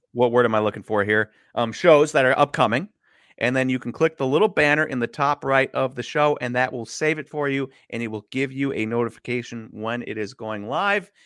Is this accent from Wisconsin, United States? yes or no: yes; Milwaukee, Wisconsin, United States; I'm from Milwaukee